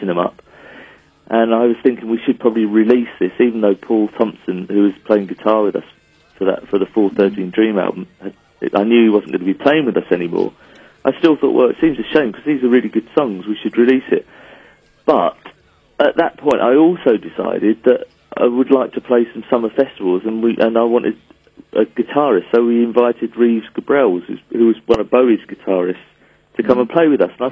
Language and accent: English; England, United Kingdom; we're an English band. Like our culture is English and our humor is English